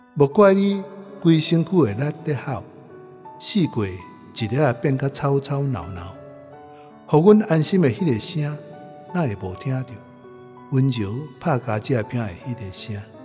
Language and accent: Chinese; Taipei, Taiwan; moved away; also born or lived in Tokyo, Japan; 台北是我的故乡